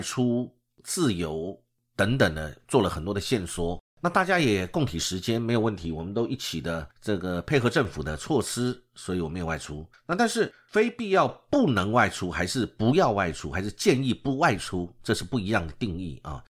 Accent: Taiwan; 我们台湾人

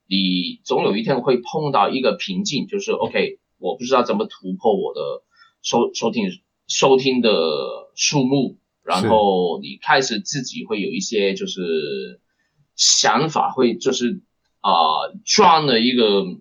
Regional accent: Hong Kong; 我出生地的香港

